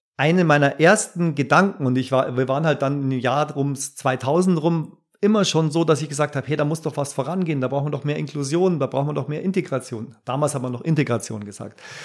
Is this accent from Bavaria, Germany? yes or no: yes; Bavaria, Germany; heimatverbunden ist man ja auch ein Stück weit als Bayer